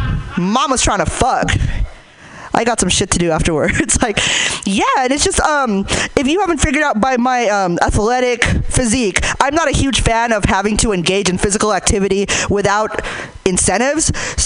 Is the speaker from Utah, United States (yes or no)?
no; Hayward, California, United States; Like, I'm from Hayward, so I want to feel like I ran from the cops and lost.